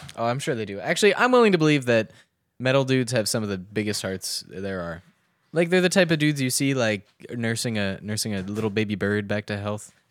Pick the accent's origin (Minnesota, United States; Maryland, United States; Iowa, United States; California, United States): Maryland, United States; Southern; I grew up in Southern Maryland